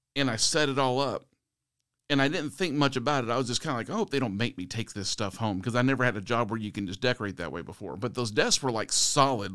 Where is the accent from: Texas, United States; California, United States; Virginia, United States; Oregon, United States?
Texas, United States; San Antonio; my hometown is here in San Antonio